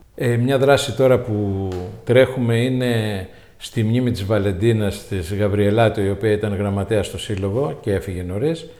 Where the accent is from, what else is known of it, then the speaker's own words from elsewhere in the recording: Tinos, South Aegean, Greece; also born or lived in Steni, Tinos / Falatados, Tinos / Rhodes / Athens; Τινιακός, γέννημα θρέμα.